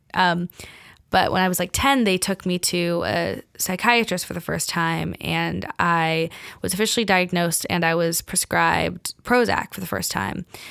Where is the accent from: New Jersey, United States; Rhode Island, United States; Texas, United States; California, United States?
California, United States; Bay Area; moved away as an adult; now in New York, United States; I grew up in California